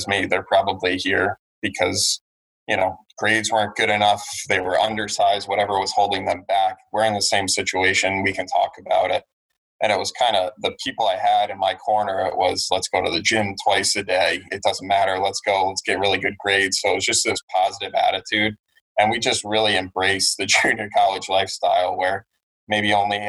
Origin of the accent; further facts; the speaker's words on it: Connecticut, United States; I grew up in Connecticut